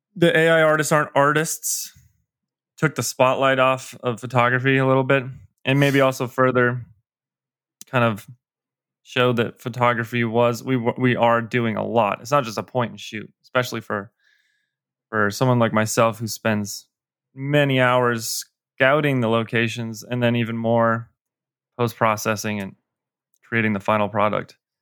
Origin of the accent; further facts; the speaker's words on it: Colorado, United States; I grew up still live in Colorado.